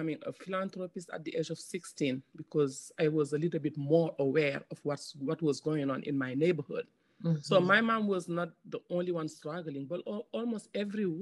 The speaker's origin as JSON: {"language": "English", "country": "Senegal", "tie": "born or raised there", "said": "I'm from West Africa, Senegal, and I lost my dad when I was 4 years old, and I live with my mom and my five siblings"}